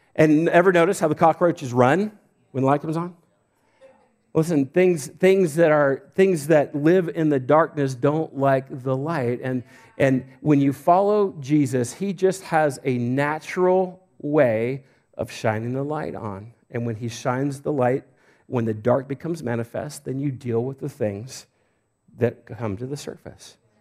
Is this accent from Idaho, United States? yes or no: yes; Homedale, Idaho, United States; I'm from Homedale